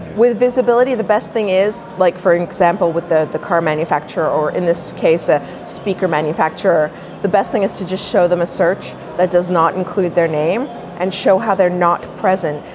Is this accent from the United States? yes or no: no; Toronto, Ontario, Canada; I'm a Toronto girl